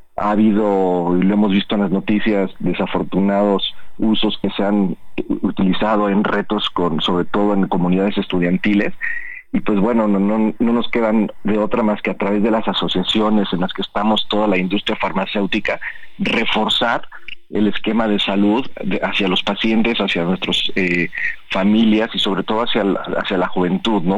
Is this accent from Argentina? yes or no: no; Mexico; nosotros eh, como cultura mexicana